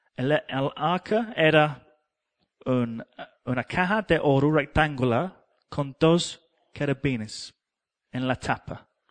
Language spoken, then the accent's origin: Spanish; England, United Kingdom; Spanish is a second language; moved away; yo soy inglés